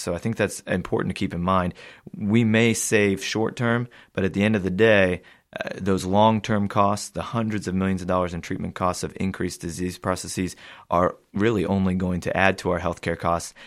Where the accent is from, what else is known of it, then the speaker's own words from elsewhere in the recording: United States; as an American myself